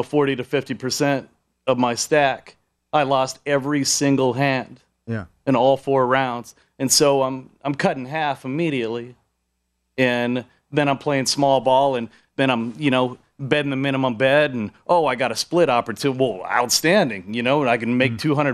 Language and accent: English; Spring, Texas, United States; moved away; I'm originally from Spring, Texas. You know, so I grew up with Warren Moon, Haywood Jeffries. Alonzo Highsmith. I moved in 87